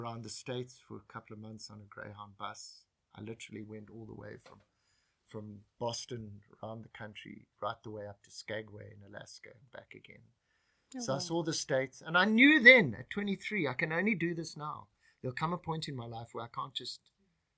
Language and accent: English; South Africa; moved away as an adult; also born or lived in Japan / New York; In leaving South Africa, it defined me as a South African.